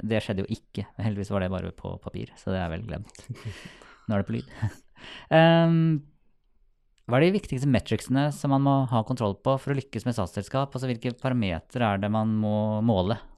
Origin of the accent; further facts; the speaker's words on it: Sarpsborg, Østfold, Norway; jeg er fra Sarpsborg